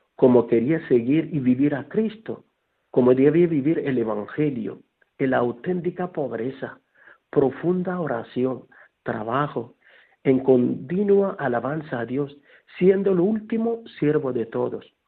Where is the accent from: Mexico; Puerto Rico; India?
India; Kerala; now in Guadalupe, Spain; soy natural de la India